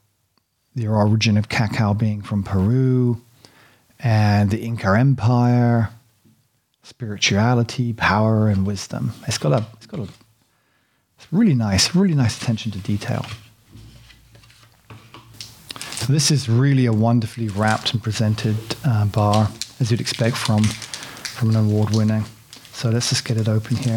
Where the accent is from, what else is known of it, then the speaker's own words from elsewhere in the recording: United Kingdom; I'm British, you know, innit, bruv.